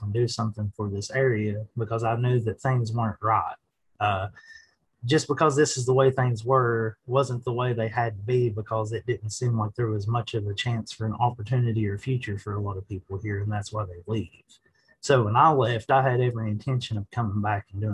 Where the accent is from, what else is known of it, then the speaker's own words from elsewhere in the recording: Southwest Virginia, United States; moved away as an adult; now in Elkins, United States; I'm originally from Southwest Virginia